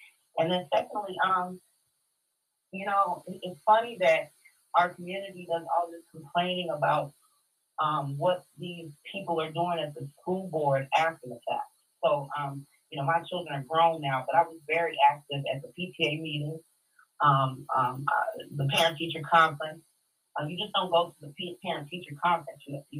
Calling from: Minneapolis, Minnesota, United States; Team from Minneapolis, Minnesota.

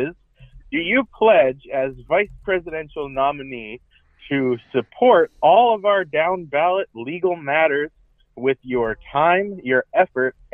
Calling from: New Hampshire, United States; I'm a delegate from New Hampshire and the Libertarian Party of New Hampshire vice chair.

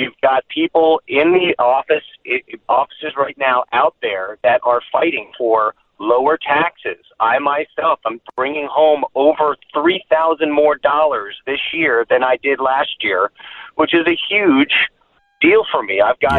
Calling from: Florida, United States; I mean, I'm here from Florida.

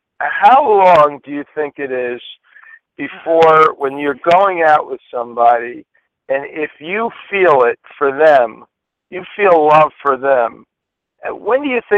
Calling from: Los Angeles, California, United States; And from Los Angeles.

